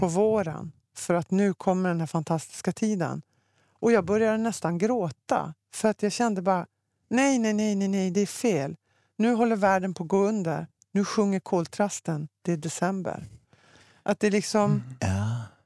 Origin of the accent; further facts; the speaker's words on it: Luleå, Norrbotten County, Sweden; Jag är uppväxt i Norrbotten, i Luleå.